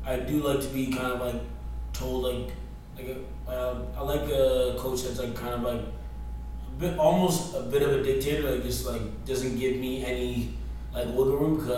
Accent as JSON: {"language": "English", "town": "Toronto", "region": "Ontario", "country": "Canada", "moved": "yes", "lives_now": "British Columbia, Canada", "said": "I'm originally from Toronto, Ontario, Scarborough, actually"}